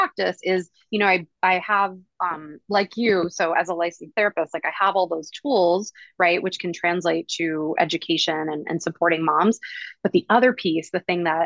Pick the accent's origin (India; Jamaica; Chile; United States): United States; East Coast; moved away as an adult; also born or lived in Hawaii; now in Oahu, United States; I am originally from the East Coast. I moved out to Hawaii when I was 23